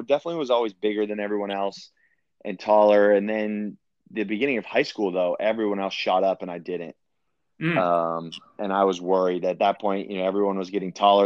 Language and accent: English; Bozeman, Montana, United States; also born or lived in Australia / New Zealand; growing up in Montana, it was basically AYSO